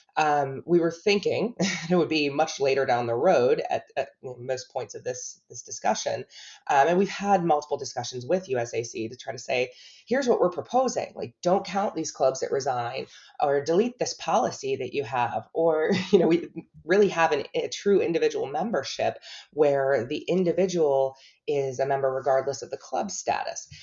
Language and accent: English; Buffalo, New York, United States; moved away as an adult; now in Charlotte, United States; I was born in Buffalo, New York